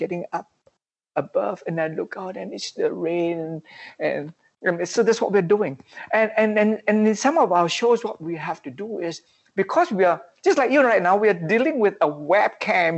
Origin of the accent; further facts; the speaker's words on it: Malaysia; we are all Malaysians.